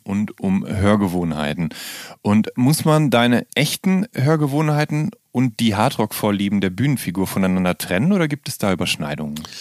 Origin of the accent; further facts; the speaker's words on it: Rhineland, Germany; ich komme ja auch aus dem Rheinland